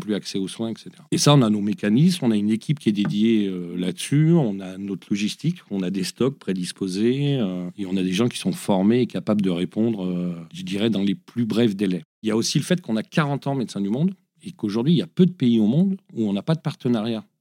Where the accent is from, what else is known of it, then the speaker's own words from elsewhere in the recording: Lyon, Auvergne-Rhône-Alpes, France; une ONG de ma région, je suis lyonnais